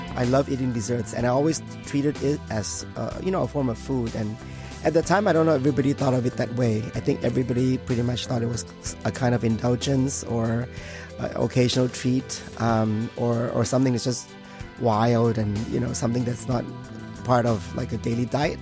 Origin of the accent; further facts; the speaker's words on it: Thailand; moved away; I was born in Thailand uh, in in, uh, in a Chinese family.